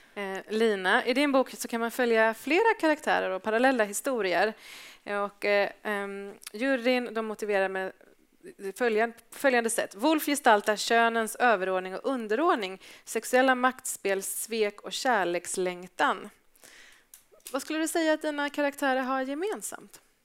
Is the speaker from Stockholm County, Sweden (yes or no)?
no; Gothenburg, Västra Götaland, Sweden; jag är från Göteborg